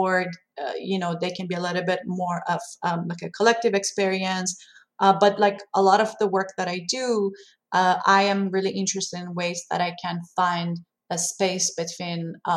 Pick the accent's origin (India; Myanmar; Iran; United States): Iran; English is a second language; moved away; growing up in Iran